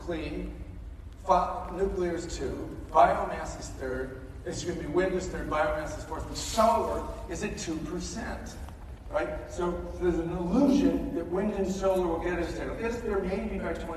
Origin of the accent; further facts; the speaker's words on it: Chicago, Illinois, United States; I grew up in Chicago